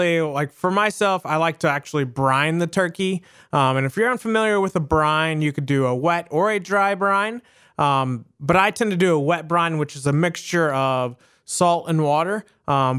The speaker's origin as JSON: {"language": "English", "area": "the South", "region": "Southern Indiana", "country": "United States", "tie": "born or raised there", "also_born_or_lived": "Southern United States", "moved": "yes", "said": "I grew up in Southern Indiana, but I also grew up more in the South as well"}